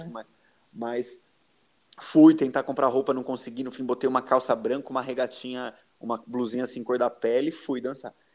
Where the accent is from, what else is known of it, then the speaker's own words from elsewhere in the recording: Valinhos, São Paulo, Brazil; eu sou de Valinhos.